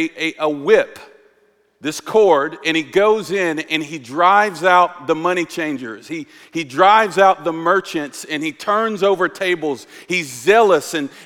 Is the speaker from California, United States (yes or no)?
no; North Carolina, United States; accent: southern; But lately, my southern accent, I was born and raised in North Carolina, it's been coming out